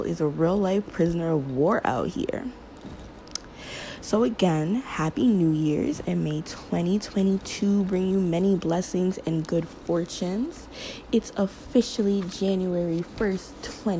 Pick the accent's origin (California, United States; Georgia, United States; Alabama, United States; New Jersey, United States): New Jersey, United States; Teaneck; also born or lived in Detroit (roots); now in Jersey City, United States; Originally, I'm from Bergen County and graduated from Teaneck High School